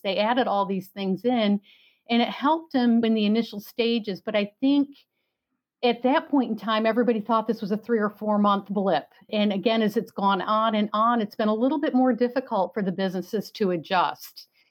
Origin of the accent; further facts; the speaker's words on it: New York, United States; now in Florida, United States; I'm from New York